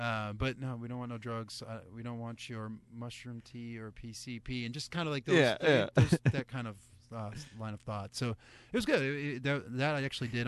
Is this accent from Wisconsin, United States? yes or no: no; New Hampshire, United States; now in Texas, United States; I'm from New Hampshire originally.